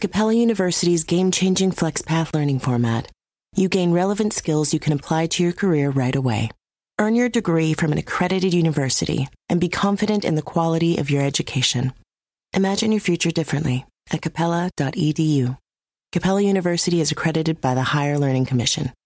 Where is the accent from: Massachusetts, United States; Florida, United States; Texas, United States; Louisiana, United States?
Florida, United States; I grew up in Florida and was in high school at the time that the Parkland shooting happened